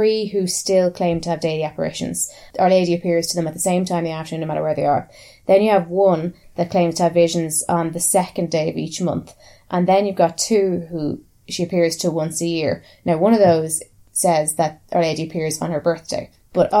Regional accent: Ireland; I grew up in Holy Catholic Ireland

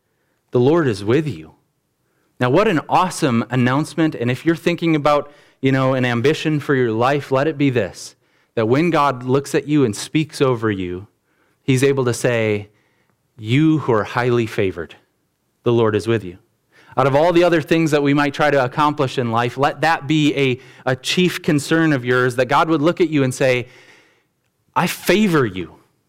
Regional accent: Rockton, Illinois, United States; because I grew up in Rockton, and all the communities in the area, Rockton and Roscoe and these other places, they all fed into this big school

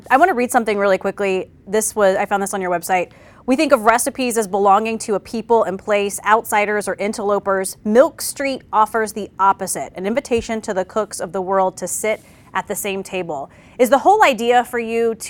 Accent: South Carolina, United States; I grew up in the South, in South Carolina

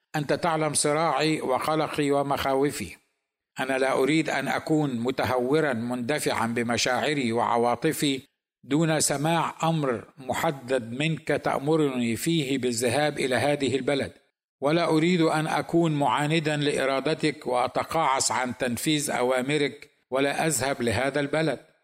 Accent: Egypt; now in United States; انا ايضا مصري

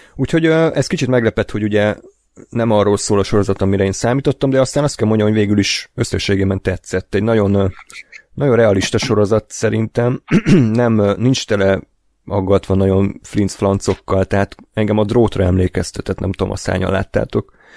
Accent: Hungary

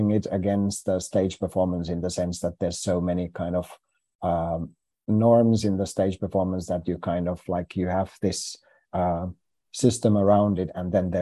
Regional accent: Finland; first language Finnish; English is a second language; our language is so different than it's not the same language group as English

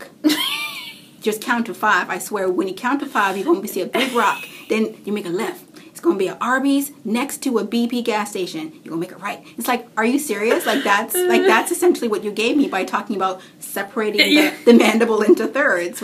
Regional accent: Canada; I'm Canadian

